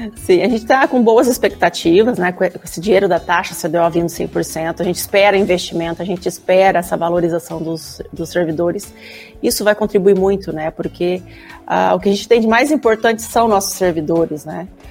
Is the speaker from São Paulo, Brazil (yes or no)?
yes; Araçatuba, São Paulo, Brazil; moved away as an adult; also born or lived in Ilha Solteira, Brazil; now in Porto Alegre, Brazil; eu sou do interior de São Paulo, né? Eu vim da cidade de Araçatuba